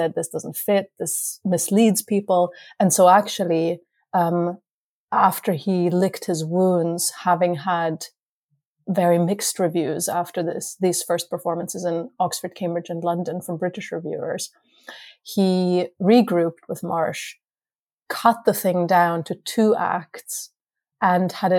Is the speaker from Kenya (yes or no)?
no; Vienna, Austria; moved away; I grew up in Vienna